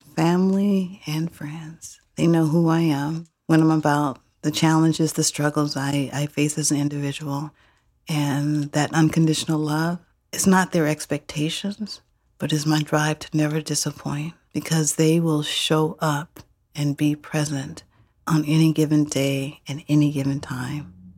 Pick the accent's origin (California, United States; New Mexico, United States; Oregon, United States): California, United States; Oakland; I grew up here in Oakland. East Oakland